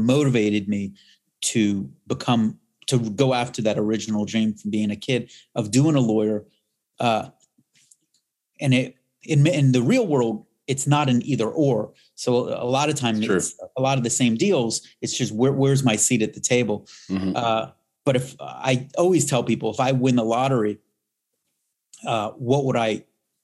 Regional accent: Miami, Florida, United States; growing up in Miami

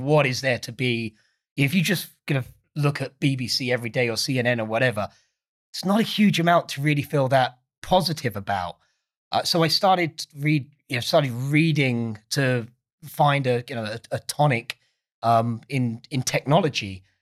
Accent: Essex, East of England, United Kingdom; I'm not from London. I'm from a place called Essex.

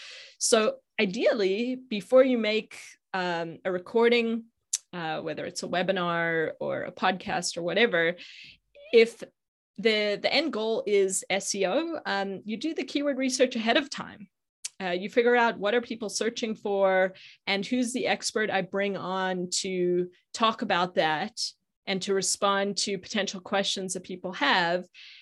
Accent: Johannesburg, Gauteng, South Africa; now in United States; Yeah, so I grew up in South Africa. In Johannesburg, but have been in the US for 23 years, so I've been here a long time.

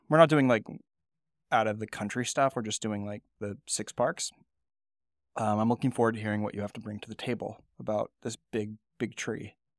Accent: California, United States; moved away as an adult; I grew up in California, I actually worked at In-N-Out in col-, in high school and early college

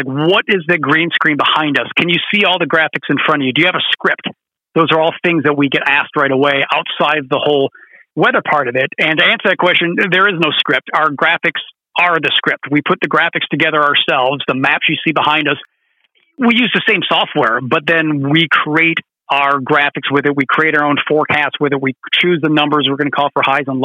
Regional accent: Detroit, Michigan, United States; moved away; I grew up in the Metro Detroit area

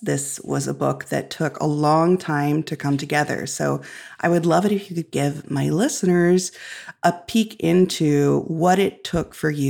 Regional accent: Illinois, United States; I grew up in Illinois, which is on the prairie.

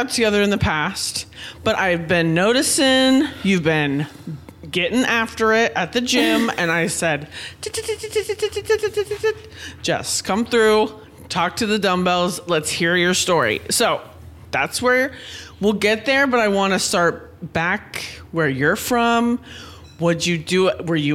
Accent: west side of Washington State, United States; now in Los Angeles, United States; I grew up on like the west side of Washington State

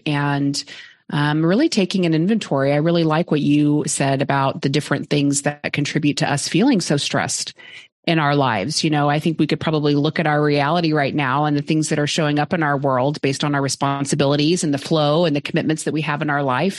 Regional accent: Oklahoma, United States; now in Austin, United States; I grew up in Oklahoma

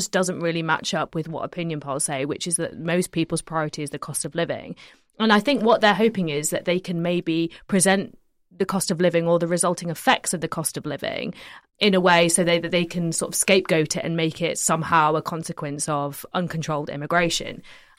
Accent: Yorkshire and the Humber, United Kingdom; I mean, I'm from West Yorkshire, but my dad lives in Sheffield

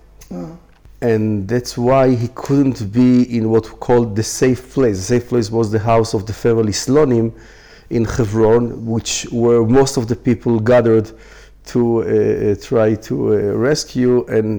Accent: Jerusalem, Jerusalem District, Israel; I was born in Jerusalem.

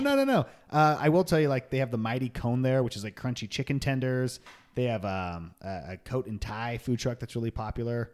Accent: Long Beach, California, United States; So we grew up in Long Beach, California

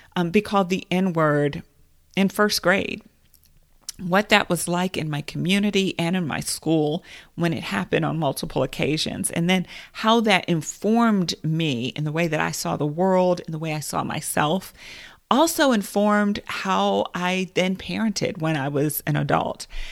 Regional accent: United States; as a Black woman in America

